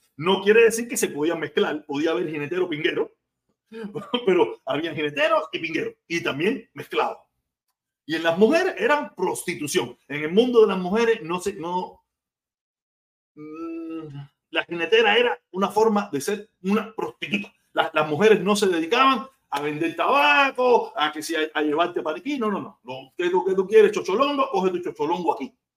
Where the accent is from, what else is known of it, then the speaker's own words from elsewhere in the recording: Cuba; moved away; nosotros somos cubanos.